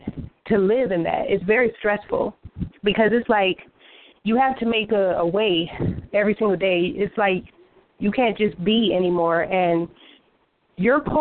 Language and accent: English; Chicago, Illinois, United States; I'm from Chicago